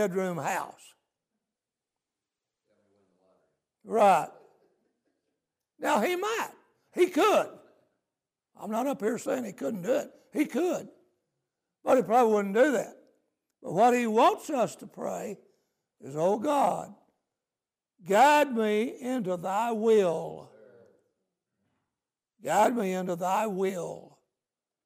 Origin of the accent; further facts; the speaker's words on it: United States; I'm glad to be an American. I'm glad I was raised where we have the Constitution